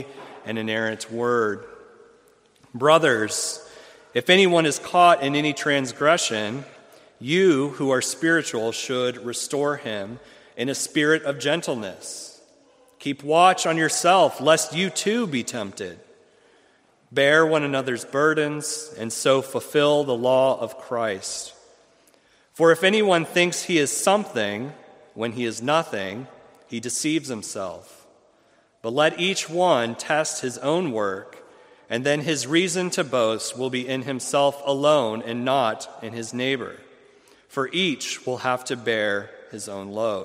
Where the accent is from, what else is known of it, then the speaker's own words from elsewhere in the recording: Ohio, United States; moved away as an adult; also born or lived in Fort Campbell, Kentucky; now in Jackson, United States; I'm originally from Ohio